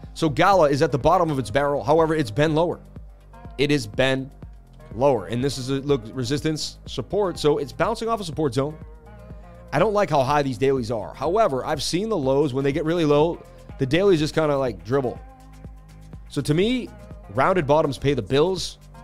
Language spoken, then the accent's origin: English; Boston, Massachusetts, United States; I am from Boston